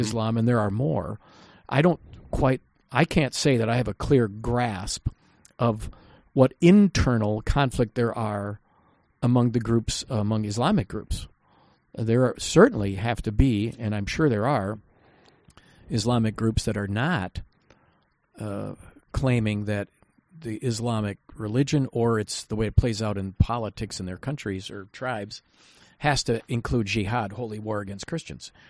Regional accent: United States; I'm an American citizen

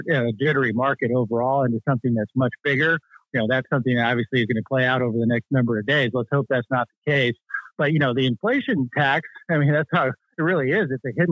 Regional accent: Michigan, United States; now in Virginia, United States; Michigan's my home state originally before moving to Virginia in the D.C. area

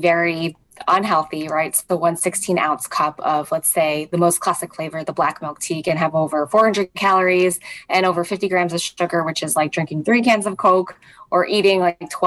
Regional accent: Hawaii, United States; moved away; I grew up in Hawaii, just some childhoods there. I have family there

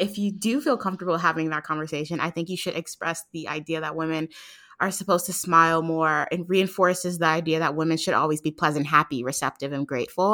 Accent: New York City, New York, United States; now in Atlanta, United States; I was born and raised in Harlem, but I live in Atlanta

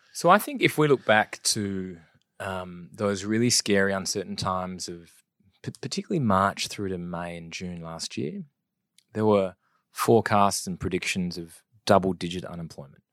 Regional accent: Adelaide, South Australia, Australia; also born or lived in West Wyalong, New South Wales / Wollongong / Biloela, Queensland; we'd shifted twelve or thirteen times before I started kindergarten back in Adelaide

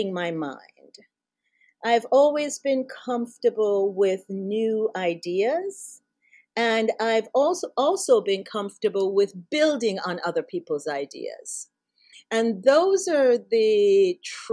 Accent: Jamaica; moved away as an adult; now in United States; I was raised in Jamaica. I came to the U.S. when I was 18 years old to go to college.

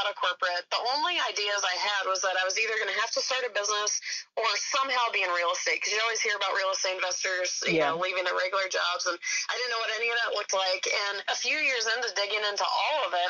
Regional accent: Georgia, United States; I grew up in Georgia

